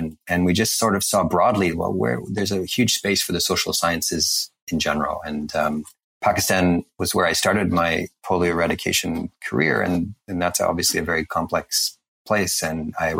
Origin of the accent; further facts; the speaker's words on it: Canada; I'm Canadian